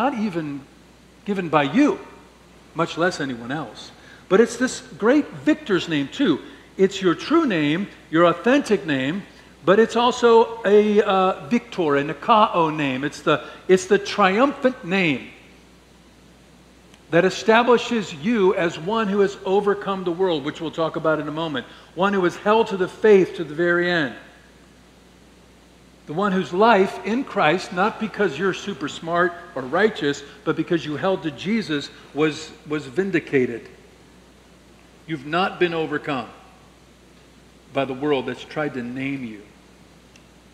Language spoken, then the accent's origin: English; St. Louis, Missouri, United States; When I grew up in St. Louis